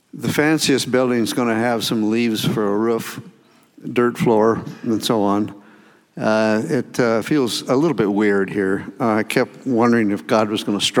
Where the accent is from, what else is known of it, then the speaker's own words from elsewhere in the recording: Colorado, United States; also born or lived in Ecuador; I'm from Colorado, originally, and right now, I'm living up on a mountain